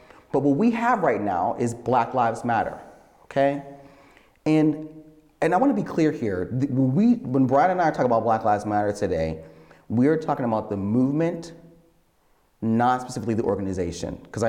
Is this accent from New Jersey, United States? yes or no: no; Pittsburgh, Pennsylvania, United States; You shouldn't be wearing that. We're from Pittsburgh and all cities matter.